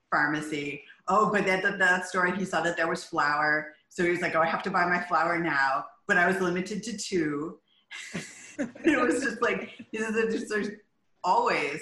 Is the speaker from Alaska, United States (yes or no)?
yes; Anchorage, Alaska, United States; I grew up here in Anchorage